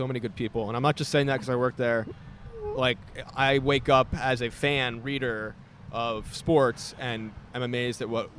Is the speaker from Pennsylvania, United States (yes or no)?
yes; Philadelphia, Pennsylvania, United States; because I'm from Philadelphia.